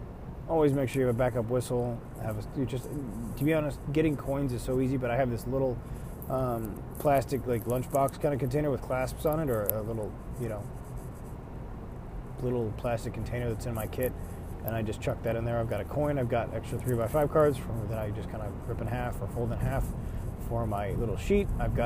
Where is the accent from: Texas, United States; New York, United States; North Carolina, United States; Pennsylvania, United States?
New York, United States; Buffalo; I'm from Buffalo, New York, so it's... You never know what the weather's going to be like